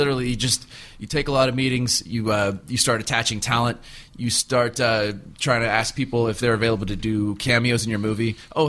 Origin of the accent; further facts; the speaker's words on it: Palos Verdes, California, United States; a kid growing up in Palos Verdes